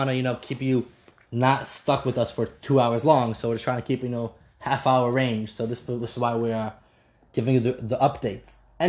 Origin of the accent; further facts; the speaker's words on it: Wisconsin, United States; We're from Wisconsin.